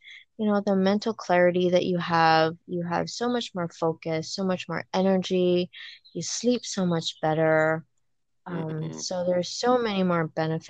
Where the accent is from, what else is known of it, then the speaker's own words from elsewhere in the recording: Wahiawa, Oahu, Hawaii, United States; I was born and raised in Waihua, on the island of Oahu